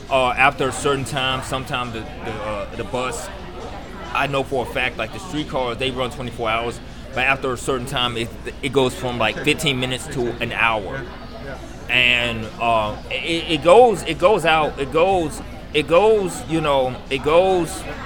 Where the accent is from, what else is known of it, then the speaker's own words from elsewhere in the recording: Memphis, Tennessee, United States; now in New Orleans, United States; my hometown of Memphis